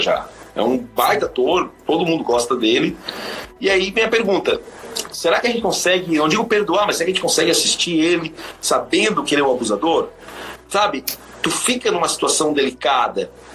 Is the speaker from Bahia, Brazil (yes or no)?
no; Santa Catarina, Brazil; eu sou de Santa Catarina